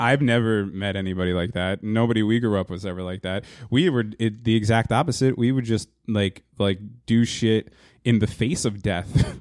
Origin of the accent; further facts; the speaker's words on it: Hazlet, New Jersey, United States; also born or lived in Wildwood, New Jersey / Yonkers / Staten Island; Finally came to Hazlitt, New Jersey, um, uh, in, uh, nineteen eighty-three when I was three years old